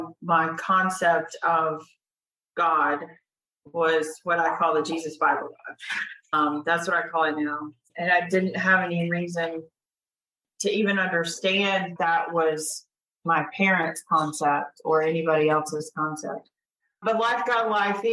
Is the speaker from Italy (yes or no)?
no; Cartersville, Georgia, United States; Growing up in Cartersville